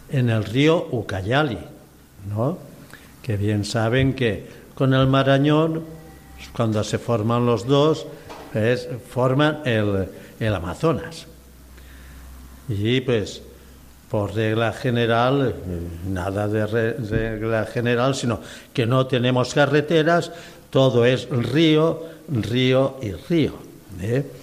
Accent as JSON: {"language": "Spanish", "town": "Petra", "region": "Balearic Islands", "country": "Spain", "said": "No, yo estaba aquí en España, de España, bueno, también es España. Yo salí de Petra, Mallorca, el pueblo de Junípero Serra, el gran misionero también."}